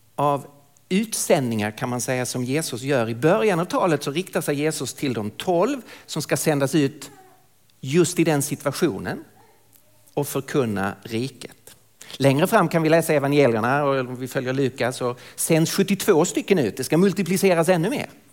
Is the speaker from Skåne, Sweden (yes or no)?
yes; Lund, Skåne, Sweden; accent: Skånska; moved away as an adult; now in Stockholm, Sweden; jag kommer alltså från södra Sverige, från Lund ursprungligen, bor i Stockholm sedan många år tillbaka